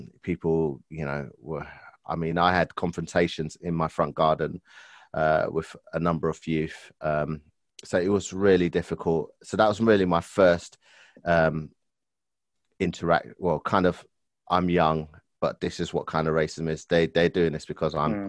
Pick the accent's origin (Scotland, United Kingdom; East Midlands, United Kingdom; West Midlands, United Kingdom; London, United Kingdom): London, United Kingdom; also born or lived in Enfield, London; I was born and raised in Stoke Newington, which is in London, borough of Hackney.